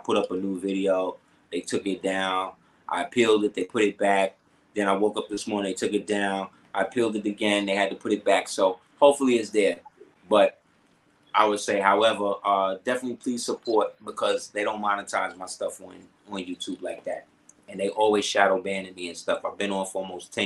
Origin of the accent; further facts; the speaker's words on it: New York City, New York, United States; I'm from Crown Heights